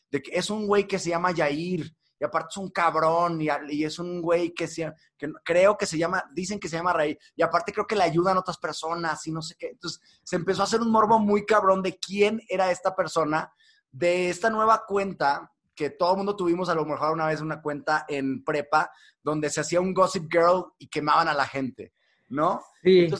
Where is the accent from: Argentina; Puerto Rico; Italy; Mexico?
Mexico; now in London, United Kingdom; Soy mexicano, sí.